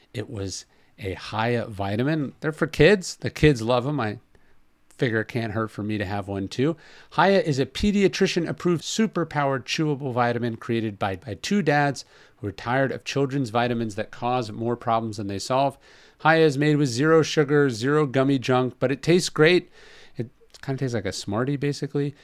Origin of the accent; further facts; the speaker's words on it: Northern California, United States; moved away; also born or lived in Los Angeles; I'm from Northern California